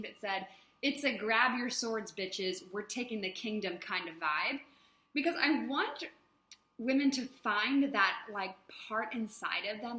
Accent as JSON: {"language": "English", "country": "United States", "tie": "born or raised there", "moved": "as an adult", "lives_now": "Thailand", "said": "growing up in the States"}